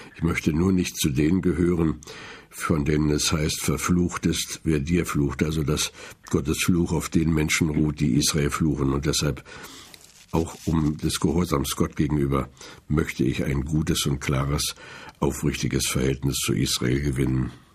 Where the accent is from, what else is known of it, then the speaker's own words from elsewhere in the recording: Germany; wir als Deutsche, besonders auch als Christen aus diesem Land